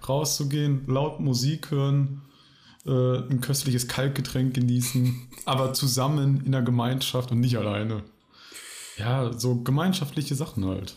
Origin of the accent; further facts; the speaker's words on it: Bielefeld, North Rhine-Westphalia, Germany; now in Mannheim, Germany; ich wohne jetzt näher Mannheim, komme aber eigentlich aus äh, einer Stadt, die es nicht gibt. Ja, ich nehme den Gag einfach vorweg, nämlich aus Bielefeld.